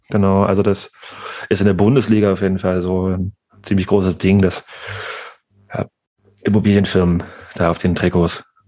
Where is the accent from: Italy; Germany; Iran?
Germany; Nordhausen, Thuringia; born or raised there; moved away